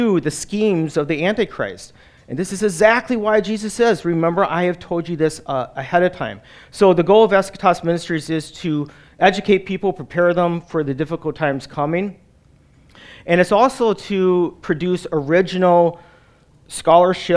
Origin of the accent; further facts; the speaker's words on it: Wisconsin, United States; moved away as an adult; also born or lived in New Jersey; I'm a Wisconsinite. I grew up in Wisconsin and live in northern Wisconsin